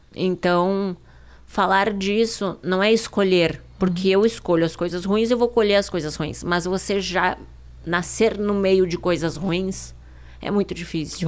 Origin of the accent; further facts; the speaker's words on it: Ijuí, interior of Rio Grande do Sul, Brazil; also born or lived in Porto Alegre; Eu vim da cidade de Juí, interior do Rio Grande uhum. do Sul